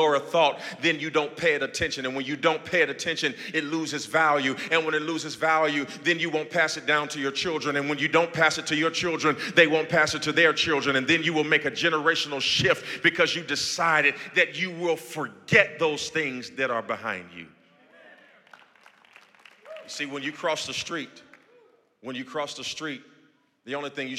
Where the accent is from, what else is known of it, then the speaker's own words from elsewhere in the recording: Gary, Indiana, United States; now in Houston, United States; my hometown right now in Gary, Indiana